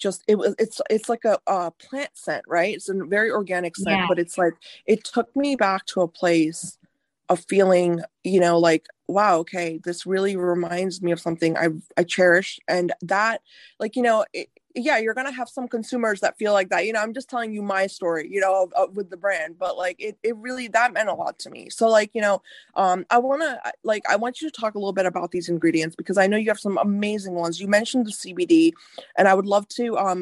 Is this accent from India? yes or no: yes; rural North India, India; moved away; I was born in India. I was raised in rural India. My grandmothers and my family are from rural North India